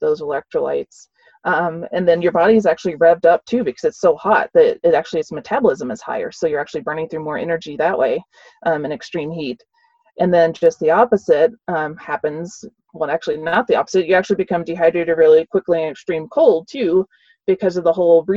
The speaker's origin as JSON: {"language": "English", "region": "the South", "country": "United States", "tie": "born or raised there", "said": "I grew up in the South"}